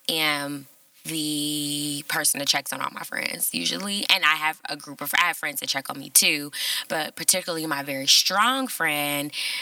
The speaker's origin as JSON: {"language": "English", "town": "Cincinnati", "region": "Ohio", "country": "United States", "tie": "born or raised there", "said": "I'm born and raised in Cincinnati."}